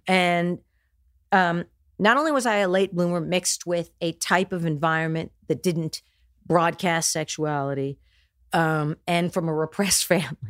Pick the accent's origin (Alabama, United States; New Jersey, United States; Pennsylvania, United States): New Jersey, United States; also born or lived in Houston, Texas; born and raised in New Jersey.